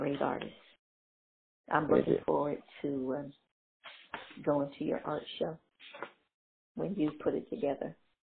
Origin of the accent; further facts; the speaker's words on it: North Carolina, United States; I'm from North Carolina.